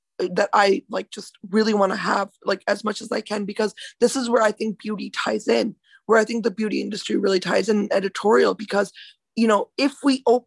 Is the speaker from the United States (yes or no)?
no; India; moved away; I'm from India, right? So I was born there